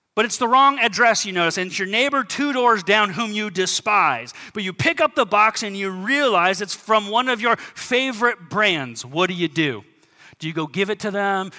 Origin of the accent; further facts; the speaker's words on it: United States; As American Christians